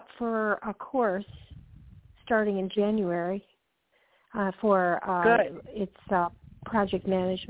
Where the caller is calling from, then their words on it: Georgia, United States; calling from Georgia.